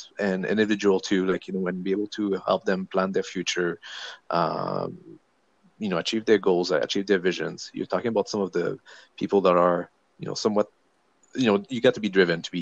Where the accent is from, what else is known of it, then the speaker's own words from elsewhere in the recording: Quebec, Canada; first language French; English is a second language; moved away as an adult; also born or lived in Maritimes / British Columbia; now in Vancouver Island, Canada; I'm from Quebec originally. So I grew up there in my 20s.